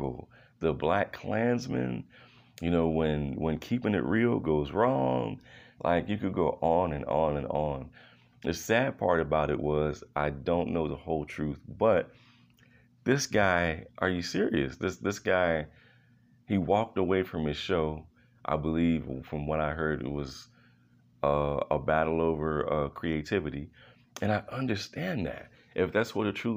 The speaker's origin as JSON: {"language": "English", "town": "Philadelphia", "region": "Pennsylvania", "country": "United States", "tie": "born or raised there", "said": "I was born in Philadelphia."}